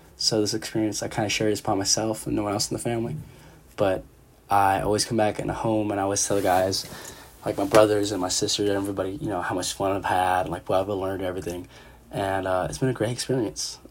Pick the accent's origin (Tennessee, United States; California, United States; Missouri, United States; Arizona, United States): California, United States; San Jose; moved away as an adult; now in Eugene, United States; originally, I'm from San Jose, California. Uh, you know, the big 408